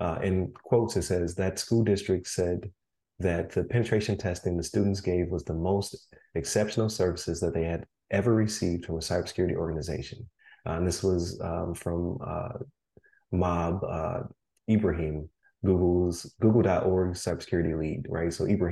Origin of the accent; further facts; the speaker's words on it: Buffalo, New York, United States; I'm from Buffalo, New York.